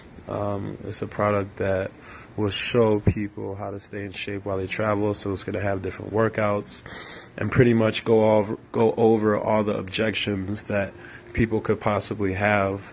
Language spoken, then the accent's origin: English; Chicago, Illinois, United States; born or raised there; moved away; also born or lived in London / Nigeria